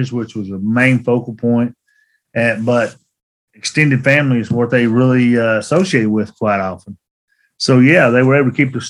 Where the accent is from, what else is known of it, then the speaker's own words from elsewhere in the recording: Elkhorn City, Kentucky, United States; I was born and raised in Elkhorn City. It's up on the Virginia border, at the foot of the Pine Mountain Hills, in Pike County